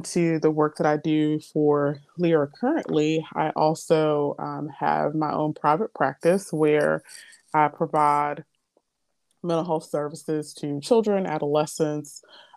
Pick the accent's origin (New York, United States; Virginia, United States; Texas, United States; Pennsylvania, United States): Virginia, United States; Portsmouth; I'm from the Hampton Roads area. So I'm from Portsmouth, Virginia